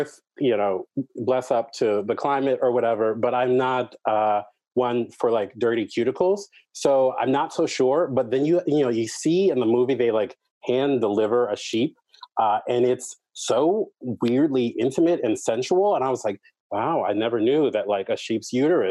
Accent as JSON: {"language": "English", "country": "United States", "said": "an American"}